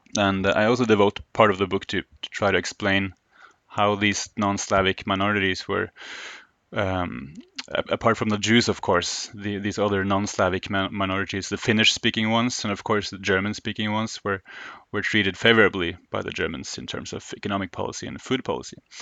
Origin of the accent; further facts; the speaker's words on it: Oslo, Norway; born and raised in Oslo, Norway, where I still, uh, live and work